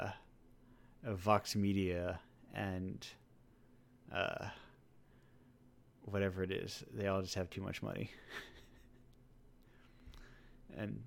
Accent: New England, United States; I'm from New England

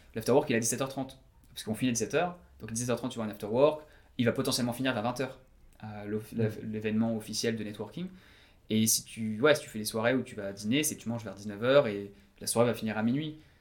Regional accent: Breton, Brittany, France; moved away as an adult; also born or lived in Paris, France / Perth, Australia; now in Sydney, Australia; je suis breton

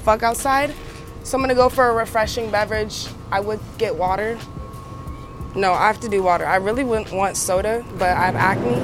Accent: Atlanta, Georgia, United States; also born or lived in Lexington, Kentucky / Switzerland; I'm from Lexington, Kentucky. I'm East African. My mom's Eritrean. Grew up in Atlanta, Switzerland

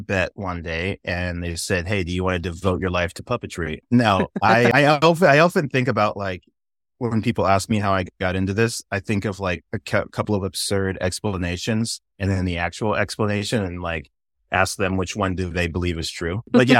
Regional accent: Inglewood, California, United States; accent: white boy accent; despite my white boy accent, I am black. And yeah, I grew up in all over the place, but my formative years were in Southern California and in Inglewood and Redondo area.

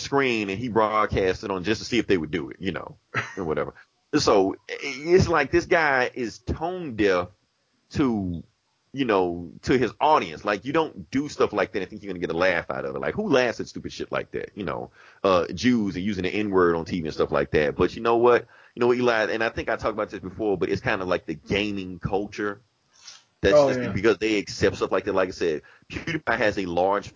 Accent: Atlanta, Georgia, United States; moved away; I'm really from Atlanta

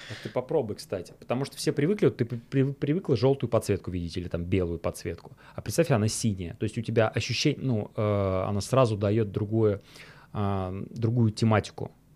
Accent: Volgograd, Volgograd Oblast, Russia; в Волгограде, в моем родном городе

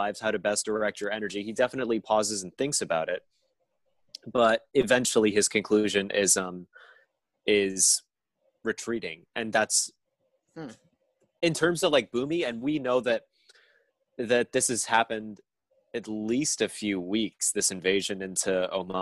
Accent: New York City, New York, United States; I grew up here in New York City

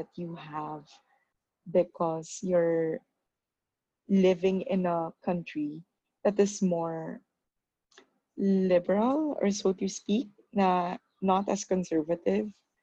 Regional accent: Philippines; born or raised there; moved away as an adult; now in Toronto, Canada

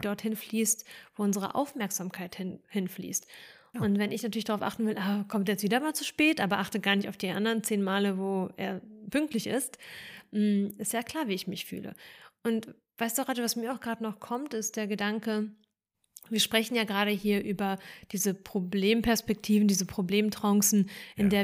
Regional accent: Germany; born or raised there; also born or lived in Ukraine

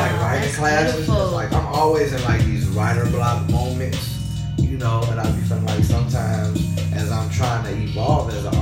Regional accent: Chicago, Illinois, United States

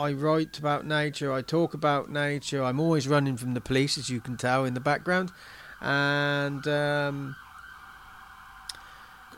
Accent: Marsh Baldon, South East England, United Kingdom; I grew up in Marsh Bolden

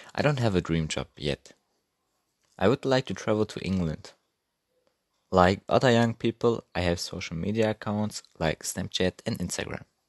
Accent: Hamburg, Germany; English is a second language; I was born in Hamburg on 15 April 2005

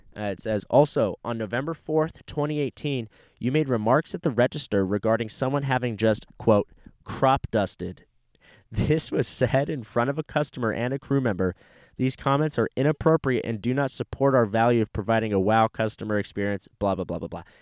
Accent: California, United States; also born or lived in Fort Walton Beach, Florida; now in Texas, United States; moved to California when I was three, and now I live in Texas

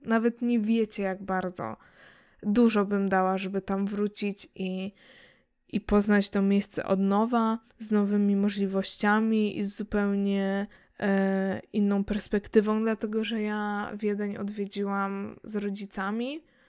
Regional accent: Łódź, Łódź Voivodeship, Poland; wychowałam się w mieście, mm, chociaż i tak wcześniej się wyprowadziliśmy pod, pod Łódź

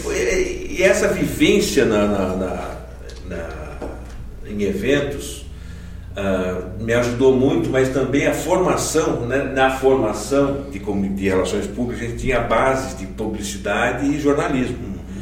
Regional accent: São Caetano do Sul, São Paulo, Brazil; also born or lived in Campinas; a minha infância, eu morava em São Paulo, em São Caetano, e desde pequenininho a, a nossa igreja em São Caetano era a igreja metodista

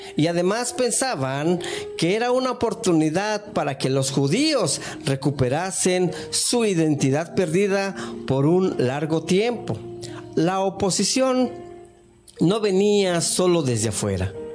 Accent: Mexico; cuando era niño, allá en México

